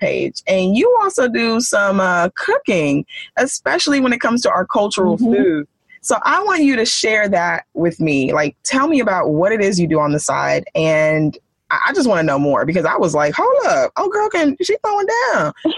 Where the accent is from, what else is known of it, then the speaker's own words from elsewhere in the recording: Nigeria; literally being Nigerian, our food is like number one thing to our hearts